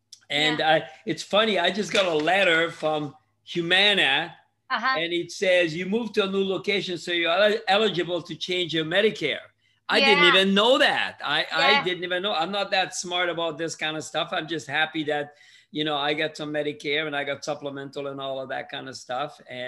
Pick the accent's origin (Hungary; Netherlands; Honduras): Hungary; English is a second language; also born or lived in Canada; now in United States; I immigrated from Hungary in 1963 to Canada. I lived there for 40 years, and I moved to the US in 2002.